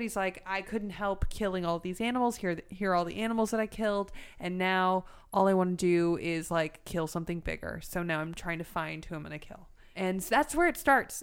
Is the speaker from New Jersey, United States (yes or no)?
no; Los Angeles, California, United States; I'm from North Hollywood